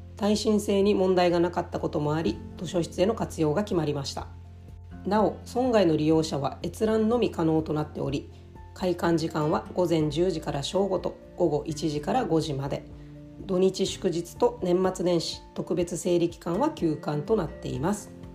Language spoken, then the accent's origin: Japanese; Naha, Okinawa, Japan; 那覇から来た道場破りみたいな存在だったかもしれません